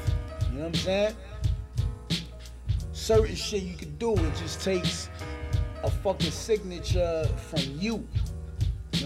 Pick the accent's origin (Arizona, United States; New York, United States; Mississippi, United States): New York, United States; New York City; I'm from New York, right? Brooklyn.